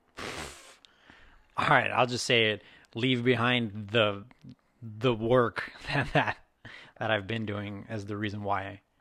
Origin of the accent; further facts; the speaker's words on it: Texas, United States; now in Seattle, United States; I'm from Texas